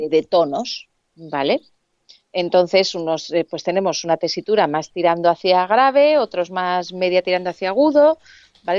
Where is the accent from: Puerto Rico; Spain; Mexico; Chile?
Spain; Alicante, Valencian Community; moved away as an adult; now in Madrid, Spain